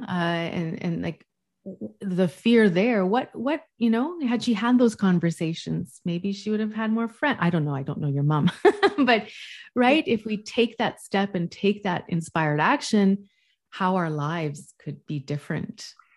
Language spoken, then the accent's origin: English; West Coast, Canada; now in Montreal, Canada; I'm from the West Coast, but I live in the East Coast